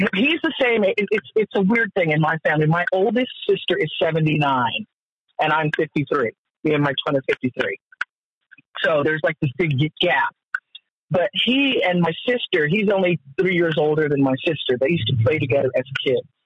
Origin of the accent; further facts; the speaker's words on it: Colorado, United States; this little Colorado girl